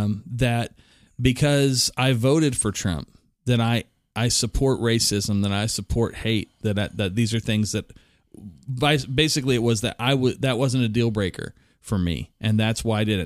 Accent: Oklahoma City, Oklahoma, United States; I was raised in South Oklahoma City

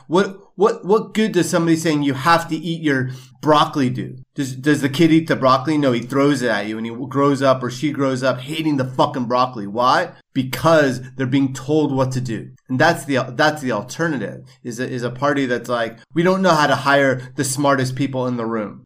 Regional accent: New York, United States; growing up in New York

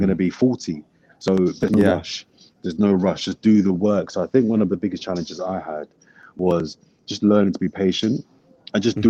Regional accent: London, United Kingdom; also born or lived in Brixton; I'm from Brixton, but I grew up in West Dulwich.

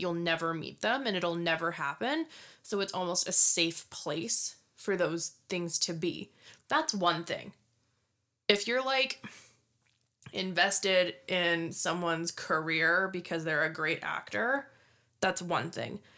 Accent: Scotland, United Kingdom; I'm Scottish

